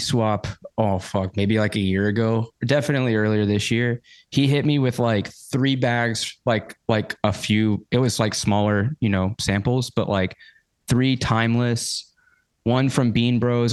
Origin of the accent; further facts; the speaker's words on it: Georgia, United States; accent: twang; I'm from Georgia. So I I get a bit of that twang come through